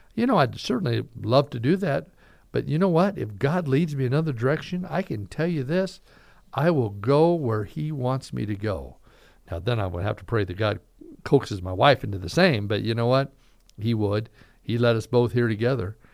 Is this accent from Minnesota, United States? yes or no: no; Caldwell, Idaho, United States; moved away as an adult; also born or lived in Vancouver, Washington; now in Boise, United States; I was raised in Caldwell for years, moved away to Vancouver, Washington for nine years